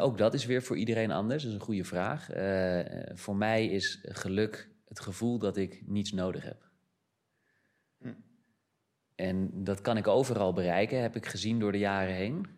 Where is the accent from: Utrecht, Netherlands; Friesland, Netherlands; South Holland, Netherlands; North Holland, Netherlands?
North Holland, Netherlands; Amsterdam; moved away; also born or lived in Brazil; Ik ben geboren in Amsterdam